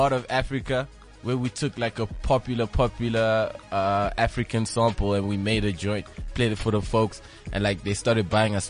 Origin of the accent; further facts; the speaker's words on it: Yeovil, South West England, United Kingdom; growing up, we grew up in Yeovil, by the way.